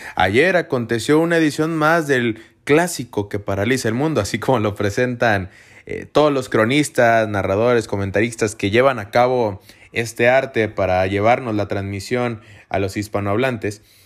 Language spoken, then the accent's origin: Spanish; Mexico; Yo soy de México